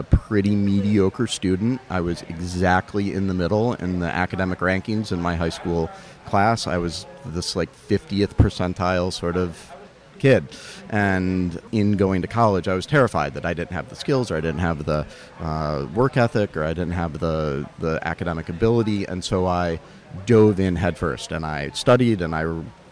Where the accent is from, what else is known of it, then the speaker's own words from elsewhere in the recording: Charlotte, North Carolina, United States; I grew up in Charlotte, North Carolina